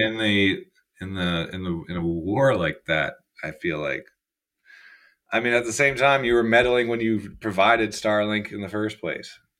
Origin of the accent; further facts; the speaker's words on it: Canada; also born or lived in Kelowna, British Columbia; I'm a Canadian citizen. I am Canadian.